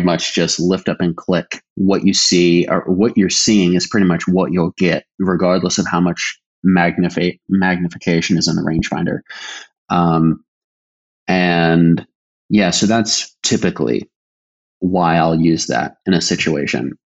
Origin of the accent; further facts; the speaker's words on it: Virginia, United States; I'm from Virginia